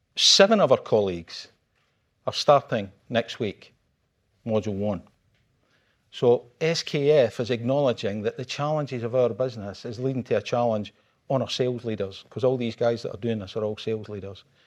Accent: Scotland, United Kingdom; I'm Scottish

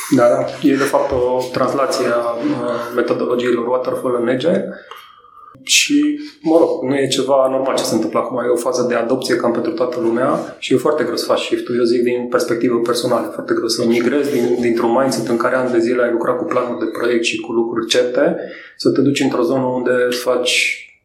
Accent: Brașov, Brașov County, Romania; moved away as an adult; now in Bucharest, Romania; eu sunt din Brașov

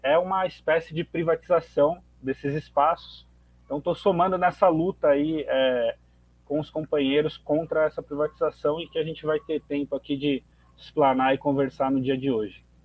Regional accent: São Paulo, Brazil; eu sou morador de Itaquera, na zona leste de São Paulo

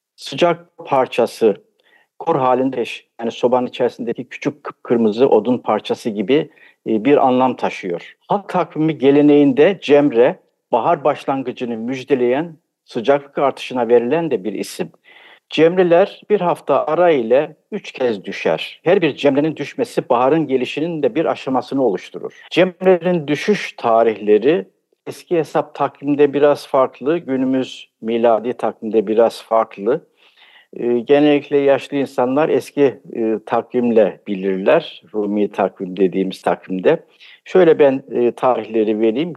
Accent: Trabzon, Turkey; ben 1953 yılında Trabzon'da doğdum. Bütün eğitim Trabzon'da geçti.

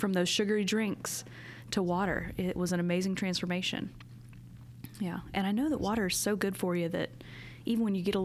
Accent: South Carolina, United States; now in Tennessee, United States; I'm from South Carolina

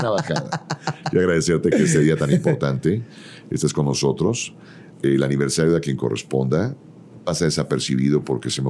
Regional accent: Ciudad Satélite, State of Mexico, Mexico; Yo, de Ciudad Satélite para el Mundo.

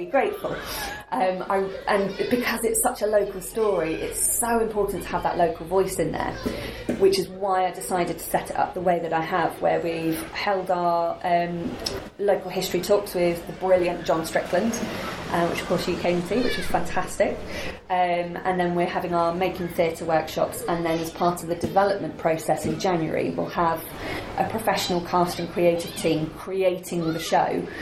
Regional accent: Burnham-on-Sea, South West England, United Kingdom; also born or lived in London; Burnham is my hometown, it's where I've grown up

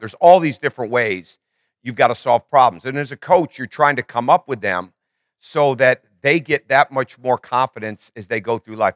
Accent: Michigan, United States; I grew up in Michigan, I grew up, we went to church three times a week

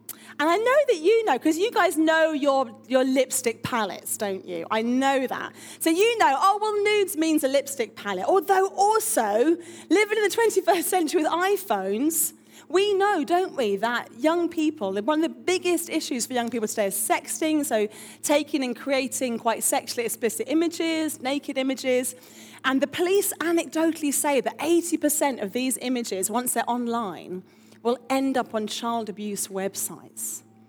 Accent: Harrow, London, United Kingdom; And I'm from North London near Wembley, Harrow, and I'm essentially a youth worker

